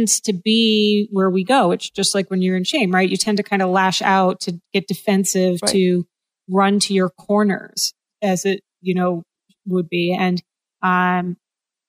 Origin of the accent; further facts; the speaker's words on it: New England, United States; I grew up in New England